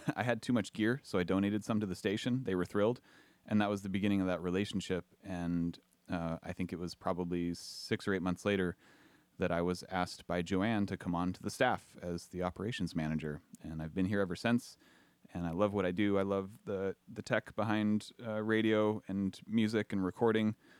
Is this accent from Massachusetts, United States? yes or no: no; Southern California, United States; moved away as an adult; also born or lived in Portland, Oregon; now in Astoria, United States; I grew up in Southern California